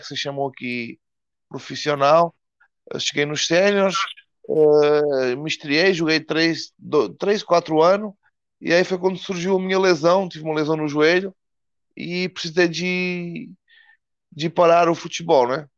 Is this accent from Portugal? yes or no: yes; Portugal; moved away as an adult; now in Brazil; eu sou português, né? Eu estou morando no Brasil já faz uns, uns cinco anos